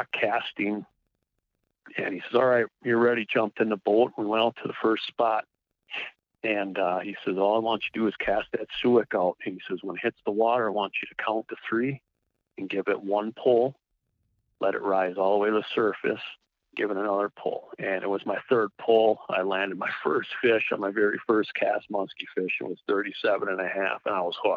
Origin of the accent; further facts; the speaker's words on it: Milwaukee, Wisconsin, United States; moved away as an adult; I was born and raised down in the Milwaukee area before I moved north in 97.